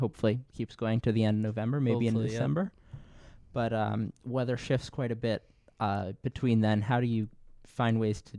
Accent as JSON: {"language": "English", "region": "California", "country": "United States", "moved": "yes", "lives_now": "Philadelphia, United States", "said": "I'm from California."}